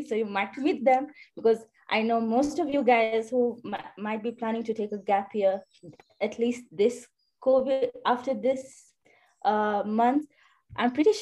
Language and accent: English; Kenya; I'm from Kenya